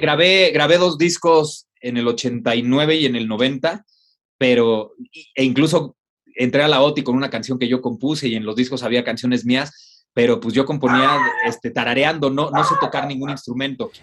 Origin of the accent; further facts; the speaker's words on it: Mexico; así somos los mexicanos